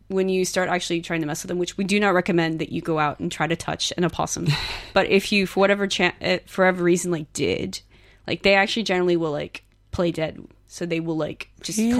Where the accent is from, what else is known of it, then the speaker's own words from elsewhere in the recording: Texas, United States; moved away as an adult; now in Sydney, Australia; I come from Texas